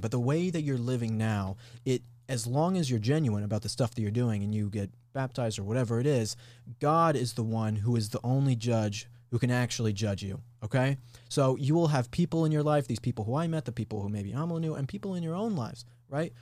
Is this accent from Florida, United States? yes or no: no; Colorado, United States; moved away as an adult; I'm from Colorado. And so I grew up there for high school and went to college in Colorado